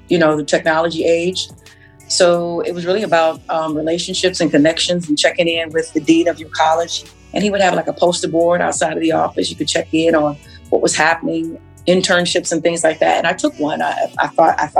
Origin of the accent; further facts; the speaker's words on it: Detroit, Michigan, United States; also born or lived in Royal Oak Township, Michigan / Chicago; born and raised in Detroit